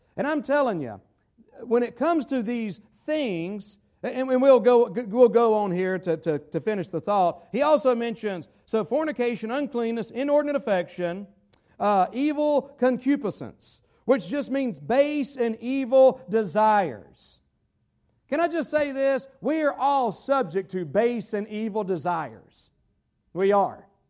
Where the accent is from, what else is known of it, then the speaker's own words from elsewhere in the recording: United States; I'm an American